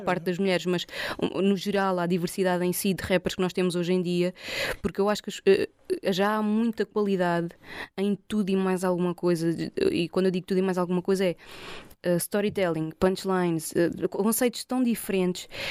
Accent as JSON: {"language": "Portuguese", "country": "Portugal", "said": "sou portuguesa"}